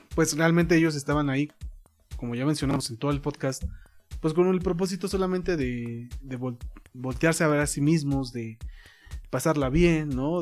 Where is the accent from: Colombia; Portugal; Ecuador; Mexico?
Mexico; nosotros como mexicanos